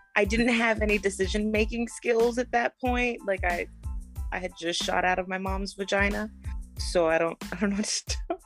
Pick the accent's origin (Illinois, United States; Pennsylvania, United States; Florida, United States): Florida, United States; moved away; I lived in Florida. I grew up in Florida